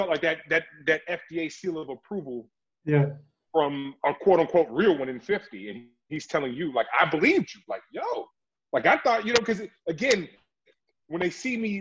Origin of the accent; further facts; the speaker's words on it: Oakland, California, United States; I'm from Oakland, California. I grew up watching hip hop